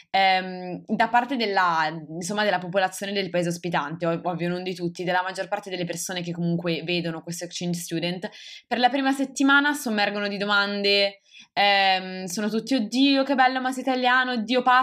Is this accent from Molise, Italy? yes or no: yes; Molise, Italy; Ah no, io sono del Molise in realtà.